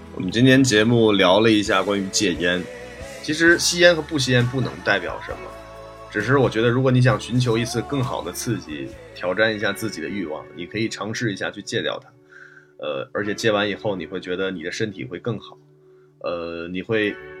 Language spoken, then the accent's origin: Chinese; Northeast China, China; 因为我小时候是在东北长大的